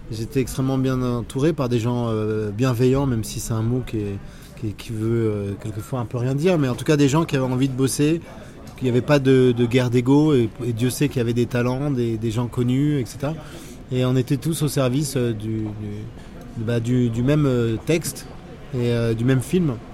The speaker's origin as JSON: {"language": "French", "country": "France", "said": "peut-être parce que je suis, euh, binational, je suis français et algérien, j'ai conscience d'avoir un patrimoine"}